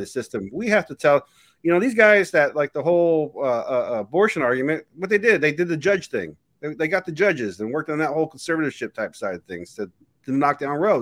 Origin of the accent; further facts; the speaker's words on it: United States; being American